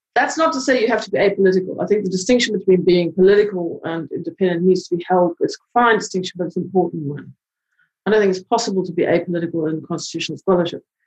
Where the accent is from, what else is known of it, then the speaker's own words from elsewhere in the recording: South Africa; moved away; I come from South Africa